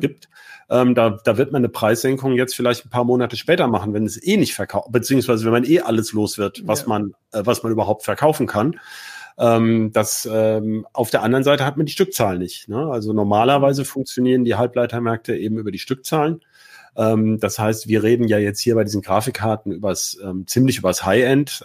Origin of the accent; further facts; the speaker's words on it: Hanover, Lower Saxony, Germany; als Hannoveraner